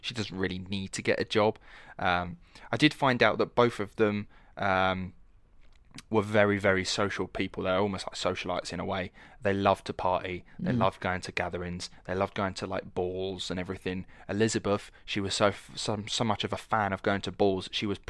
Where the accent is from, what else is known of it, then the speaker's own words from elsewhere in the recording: United Kingdom; accent: Estuary; I was like, but I'm not from London. I have what's called an estuary accent, which is a mixture between London and Essex.